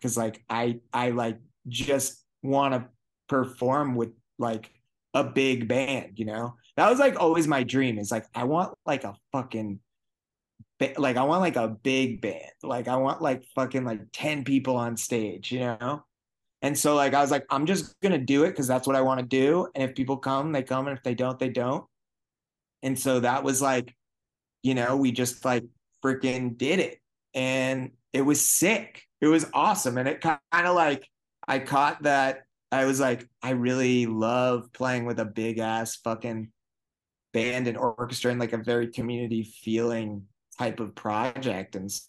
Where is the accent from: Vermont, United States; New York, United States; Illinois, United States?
Vermont, United States; I was like, I'm from Vermont.